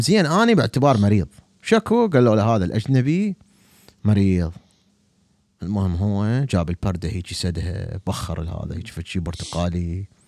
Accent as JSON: {"language": "Arabic", "town": "Baghdad", "region": "Baghdad Governorate", "country": "Iraq", "said": "أنا بغدادي"}